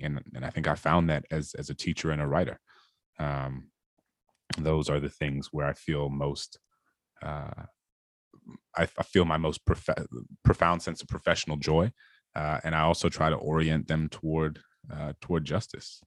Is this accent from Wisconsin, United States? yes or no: no; New Orleans, Louisiana, United States; I grew up in this majority black city